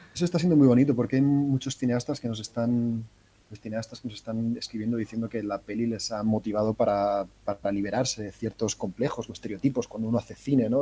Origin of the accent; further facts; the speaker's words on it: Cartagena, Region of Murcia, Spain; Yo soy de Cartagena